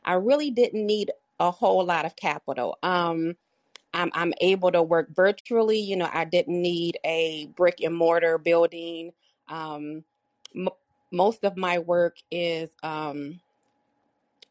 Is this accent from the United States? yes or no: yes; Michigan, United States; moved away; also born or lived in Colorado / Chicago, Illinois; My formative years I spent in Michigan